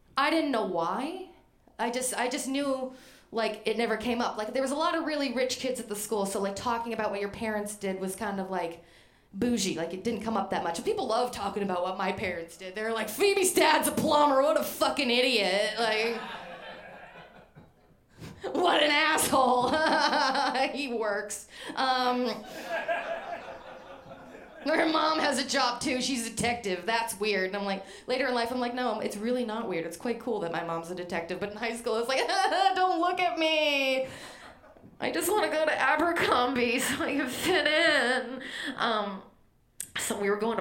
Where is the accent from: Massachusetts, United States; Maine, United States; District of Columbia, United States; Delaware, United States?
Maine, United States; I'm from Maine